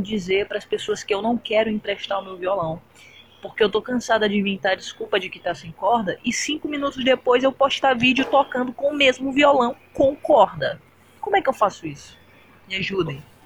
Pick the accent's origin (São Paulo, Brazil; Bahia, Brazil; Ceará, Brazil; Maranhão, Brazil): Maranhão, Brazil; eu sou do Maranhão